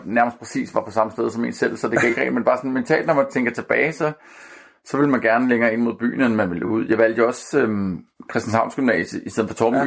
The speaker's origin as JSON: {"language": "Danish", "town": "Copenhagen", "region": "Capital Region of Denmark", "country": "Denmark", "tie": "born or raised there", "said": "jeg er født og opvokset på Amager"}